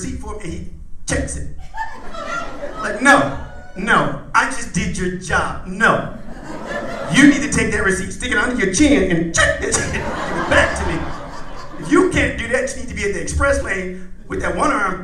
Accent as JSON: {"language": "English", "region": "Indiana", "country": "United States", "said": "I'm from Midwest, I'm from Indiana."}